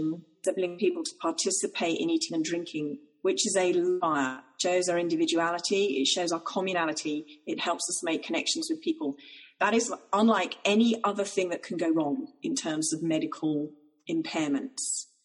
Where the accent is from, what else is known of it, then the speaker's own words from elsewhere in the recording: Ireland; I'm Irish.